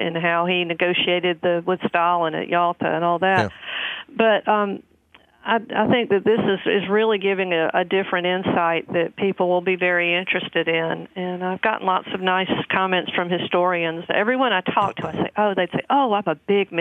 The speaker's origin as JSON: {"language": "English", "region": "the South", "country": "United States", "said": "I'm from the South"}